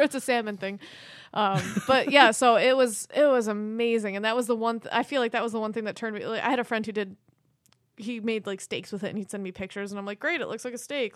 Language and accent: English; Fairport, New York, United States; accent: Rochester; I'm a white girl from Fairport